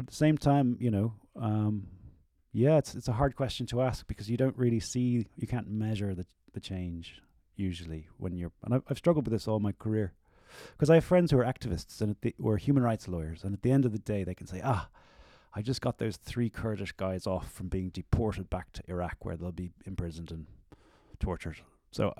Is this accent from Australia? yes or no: no; Ireland; I'm an Irish artist